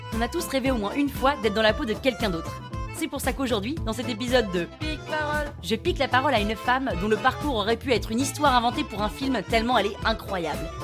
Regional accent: Toulouse, Occitania, France; accent: Toulouse accent; moved away as an adult; also born or lived in Chongqing; je décide de rentrer à Toulouse. D'où mon accent, que vous n'entendez pas là tout de suite, mais je vous jure qu'en vrai j'en ai un.

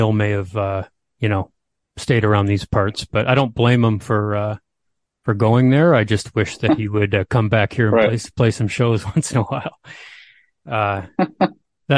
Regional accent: Canada; being a Canadian here

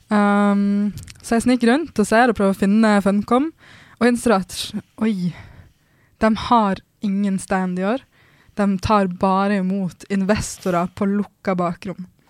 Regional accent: Norway; jeg kommer også fra Norge

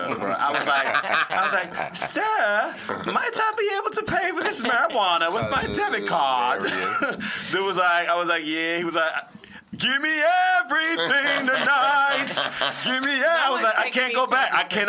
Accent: Charlotte Amalie, U.S. Virgin Islands; I'm from St. Thomas, Virgin Islands, born and raised.

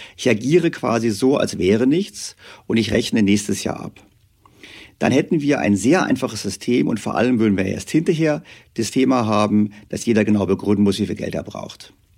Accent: Germany; Wir Deutschen

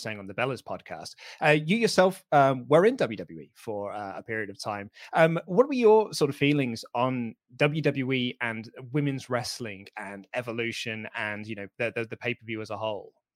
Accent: United Kingdom; I am British

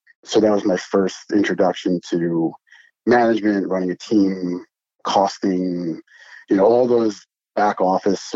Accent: Long Island, New York, United States; I grew up in Long Island

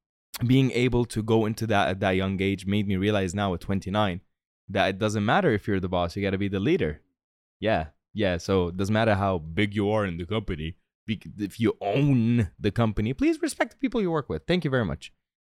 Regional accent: Tripoli, North Governorate, Lebanon; I'm from Tripoli. Google it. All right. It's not a nice place in Lebanon. I mean, it's very nice, but we broke.

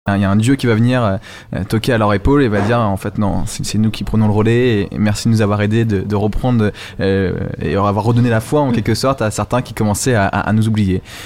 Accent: Normandy, France; en Normandie, oh. euh, ma région natale

